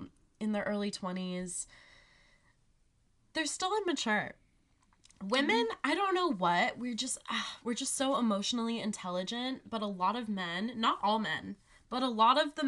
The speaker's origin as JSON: {"language": "English", "town": "Laguna Beach", "region": "California", "country": "United States", "tie": "born or raised there", "moved": "yes", "said": "growing up in Laguna"}